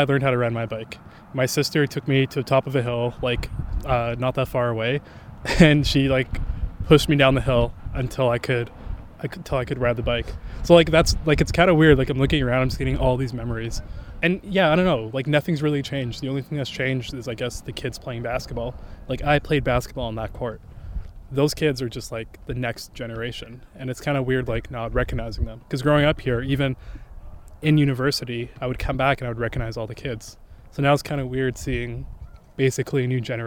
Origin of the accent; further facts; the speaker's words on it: Edmonton, Alberta, Canada; I grew up like Somali in Edmonton